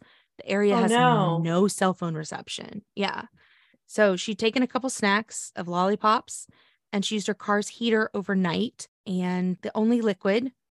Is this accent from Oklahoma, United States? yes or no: yes; Oklahoma, United States; Police in my home state of Oklahoma responded this week